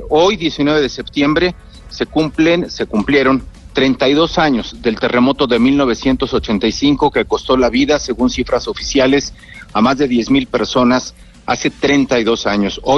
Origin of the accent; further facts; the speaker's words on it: Mexico; also born or lived in Mexico City; mi país